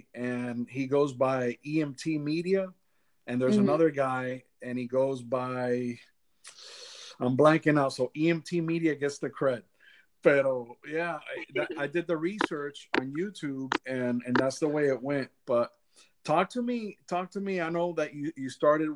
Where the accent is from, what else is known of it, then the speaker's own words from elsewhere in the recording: Miami, Florida, United States; moved away as an adult; now in Central Florida, United States; Originally I'm from Miami, but I've been out of Miami for 19 years